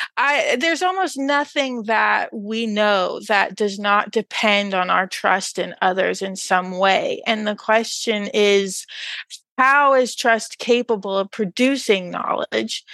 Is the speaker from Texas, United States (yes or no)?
yes; rural Texas, United States; moved away; rural Texas, no less